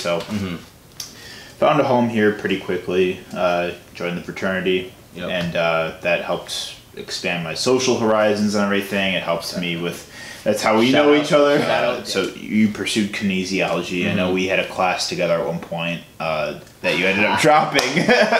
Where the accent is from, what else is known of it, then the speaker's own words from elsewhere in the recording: Chicago suburbs, Illinois, United States; moved away as an adult; now in Milwaukee, United States; And I come from the Chicago suburbs